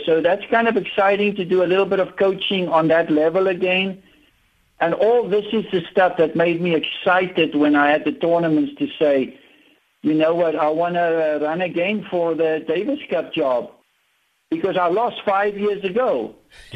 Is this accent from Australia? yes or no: no; South Africa; I was from South Africa and we were, you know, isolated